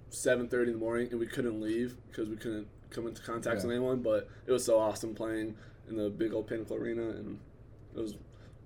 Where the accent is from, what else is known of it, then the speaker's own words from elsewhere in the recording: Ponca, Nebraska, United States; moved away; I'm from Ponca, Nebraska.